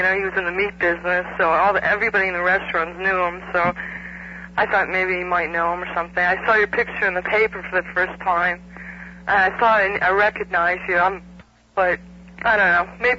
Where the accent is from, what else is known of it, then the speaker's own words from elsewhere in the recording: Irondequoit, New York, United States; moved away as an adult; now in Fort Lauderdale, United States; I'm from Irondequoit.